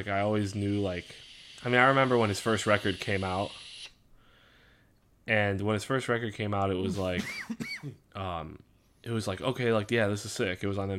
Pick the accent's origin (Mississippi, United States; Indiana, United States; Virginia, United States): Indiana, United States; we're from Indiana.